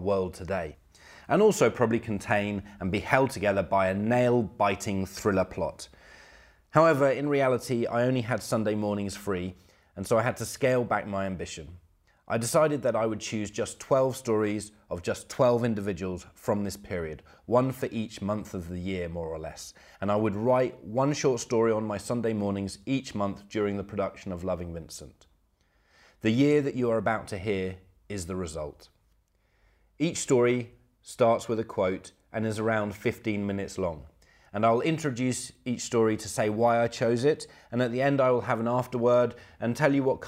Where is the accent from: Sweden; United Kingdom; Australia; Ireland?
United Kingdom; moved away as an adult; now in Poland; Growing up in Britain